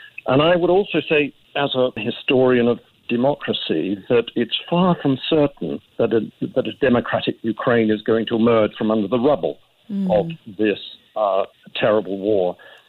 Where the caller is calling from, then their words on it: Sydney, New South Wales, Australia; I'm calling you from Sydney.